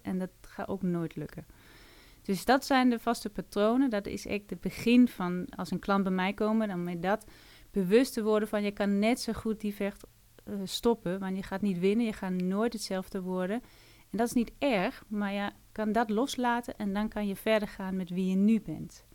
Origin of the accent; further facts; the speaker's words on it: Denmark; Dutch is a second language; moved away as an adult; now in Netherlands; Ik kom uit Denemarken